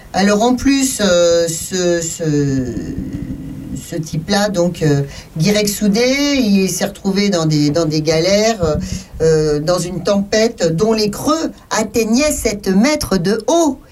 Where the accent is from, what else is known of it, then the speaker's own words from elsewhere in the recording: France; Nous, chez nous en France